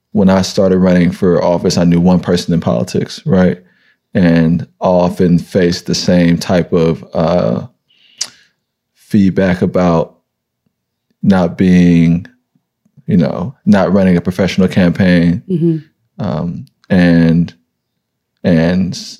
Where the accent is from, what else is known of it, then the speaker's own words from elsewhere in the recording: San Francisco, California, United States; I'm from this city. Like right. I grew up on welfare